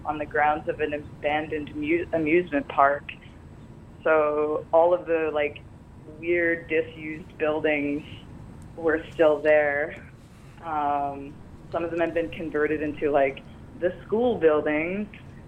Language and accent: English; United States; moved away as an adult; also born or lived in Vancouver, Canada / Shanghai, China; now in Brooklyn, United States; I grew up in the States.